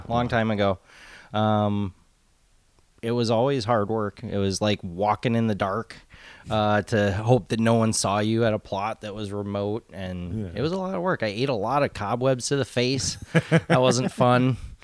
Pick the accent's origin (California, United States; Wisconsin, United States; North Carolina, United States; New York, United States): Wisconsin, United States; moved away as an adult; now in Eugene, United States; Originally, Wisconsin. Back in the Midwest.